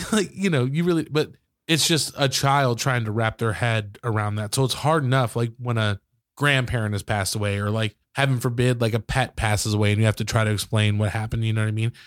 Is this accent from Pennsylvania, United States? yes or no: no; Michigan, United States; I grew up in Michigan, so, like, most of the basements there are finished